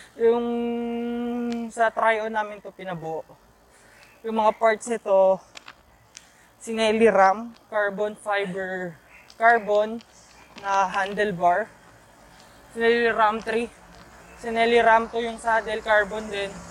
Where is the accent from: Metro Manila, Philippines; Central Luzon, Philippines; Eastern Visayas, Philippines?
Metro Manila, Philippines; Quezon City; taga QC kasi ako